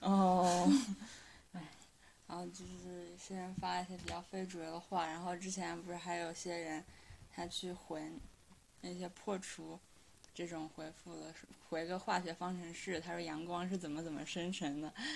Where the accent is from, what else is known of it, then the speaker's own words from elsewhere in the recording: China; moved away; 我们中国人